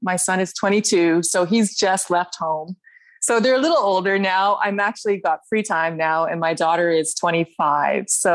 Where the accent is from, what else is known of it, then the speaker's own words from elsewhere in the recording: Okotoks, Alberta, Canada; I'm from Okotoks, Alberta